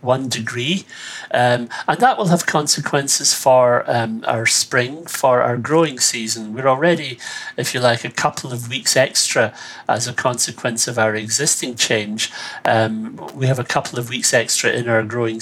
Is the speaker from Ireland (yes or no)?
yes; Ireland